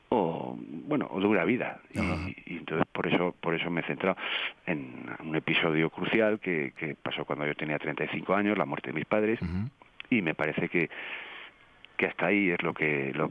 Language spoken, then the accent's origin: Spanish; Asturias, Spain; yo también soy asturiano